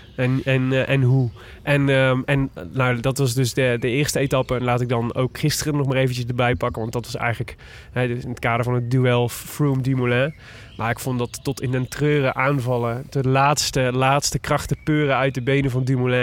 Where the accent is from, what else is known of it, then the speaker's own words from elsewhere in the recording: Breda, North Brabant, Netherlands; ik kom uit Breda